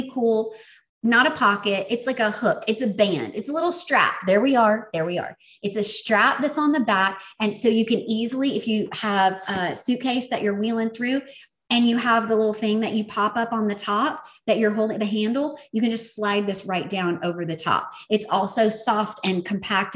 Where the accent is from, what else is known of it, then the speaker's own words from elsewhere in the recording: the South, United States; accent: Southern; my Southern accent